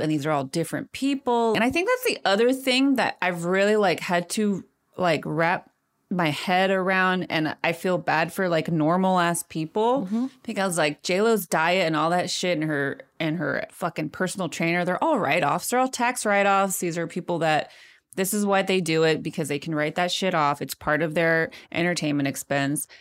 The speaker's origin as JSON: {"language": "English", "town": "Modesto", "region": "California", "country": "United States", "tie": "born or raised there", "moved": "yes", "lives_now": "Chicago, United States", "said": "Modesto, California, my hometown"}